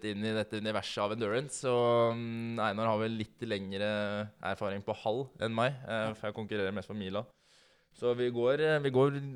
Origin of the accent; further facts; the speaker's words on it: Norway; Ja, vi er nordmenn.